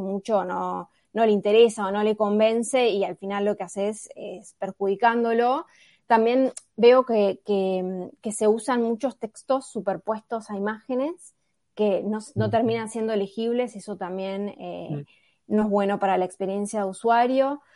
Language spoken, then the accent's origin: Spanish; Buenos Aires, Argentina; soy de Buenos Aires